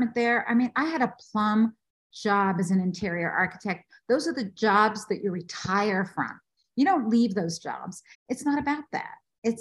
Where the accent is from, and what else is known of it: Washington, District of Columbia, United States; born or raised there; also born or lived in Bogota, Colombia